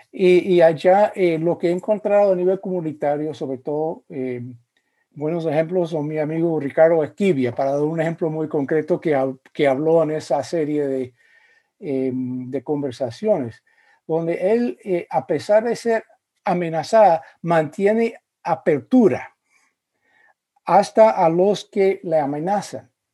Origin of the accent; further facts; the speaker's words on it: United States; also born or lived in Spain / Central America / Virginia / Indiana; soy eh, de los Estados Unidos, eh, aunque he vivido em, durante periodos de mi vida en países como España y en Centroamérica